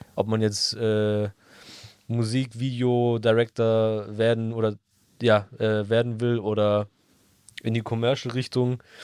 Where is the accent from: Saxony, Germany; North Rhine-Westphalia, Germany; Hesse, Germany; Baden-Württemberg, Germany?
Baden-Württemberg, Germany; Stuttgart; ich komme ja offensichtlich aus Stuttgart